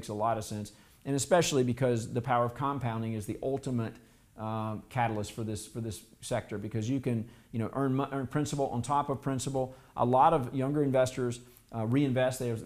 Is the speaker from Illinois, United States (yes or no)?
no; South Carolina, United States; I grew up in South Carolina